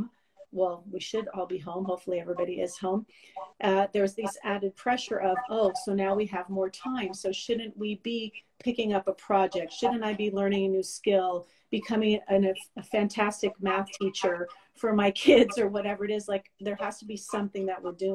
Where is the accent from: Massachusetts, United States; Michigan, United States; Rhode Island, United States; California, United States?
California, United States; Los Angeles; moved away as an adult; now in Montreal, Canada; I'm originally from Los Angeles. I got my bachelor's and master's degree there in social work, moved to Montreal in 2003